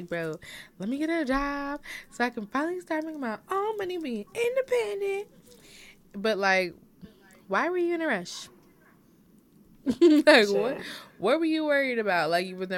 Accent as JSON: {"language": "English", "region": "North Carolina", "country": "United States", "tie": "born or raised there", "also_born_or_lived": "Guyana / New Jersey", "said": "we didn't come to North Carolina until I was like... Okay, like preschool"}